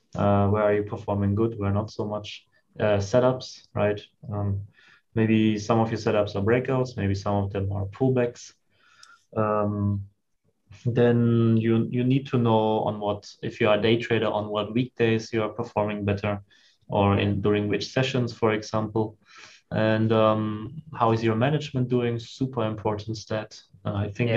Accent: Germany; moved away as an adult; also born or lived in China; growing up in Germany

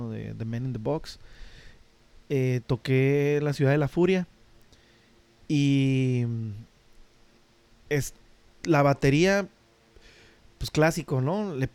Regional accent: Tijuana, Baja California, Mexico; vengo de Tijuana.

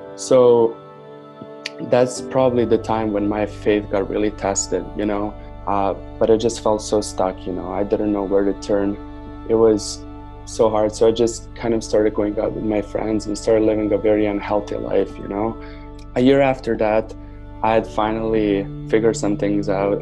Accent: Novi Sad, Vojvodina, Serbia; now in Canada; grew up in Novi Sad, Serbia

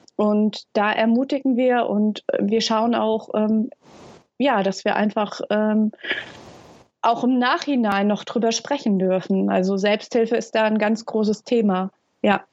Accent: Hesse, Germany; moved away as an adult; now in Lübeck, Germany; komme ursprünglich aus Hessen und wohne seit sieben Jahren in, in dem schönen Norden

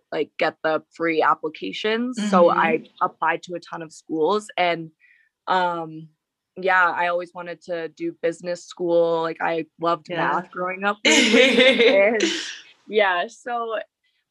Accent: Holliston, Massachusetts, United States; moved away as an adult; now in Colorado, United States; growing up in Holliston, and it's just the same old shit going on

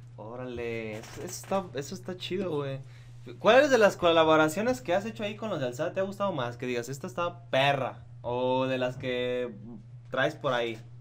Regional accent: Michoacán, Mexico; yo soy de Michoacán

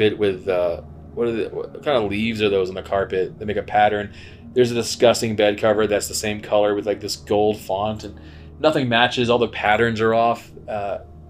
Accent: New England, United States; moved away; I'm originally from New England and everybody says horror as if it's whore house

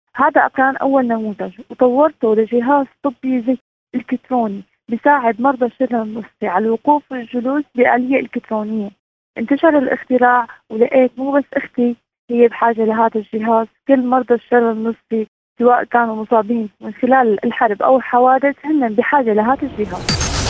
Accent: Syria; من سوريا

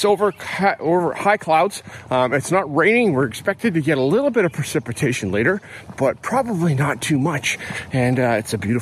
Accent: Calgary, Alberta, Canada; I grew up in Alberta, Shelley. So I grew up in Calgary, the other city.

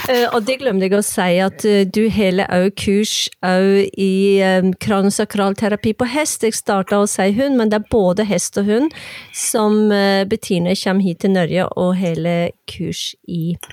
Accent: Hirtshals, North Denmark Region, Denmark

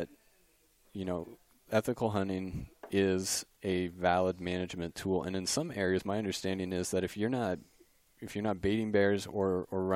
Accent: Pennsylvania, United States; moved away; I grew up in Pennsylvania

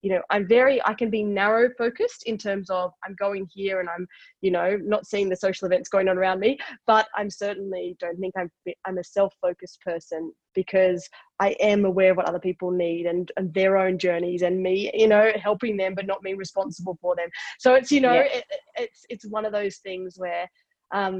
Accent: Queensland, Australia; I'm a Queenslander, right? I grew up in Queensland

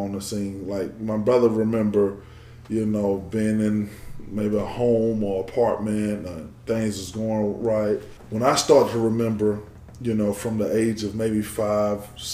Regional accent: Macon, Georgia, United States; I grew up in Macon, Georgia.

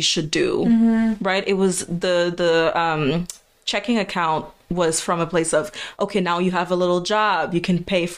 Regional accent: Haiti; moved away; coming from the background, like Haitian background, we grew up in Haiti

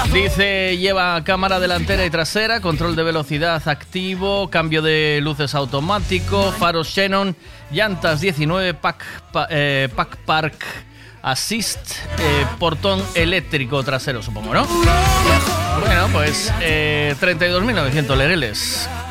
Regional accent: Tui, Galicia, Spain; Yo soy de Tui

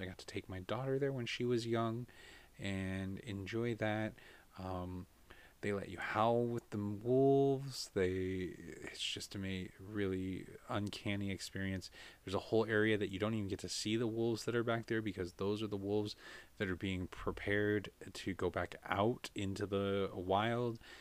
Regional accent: United States; as an American

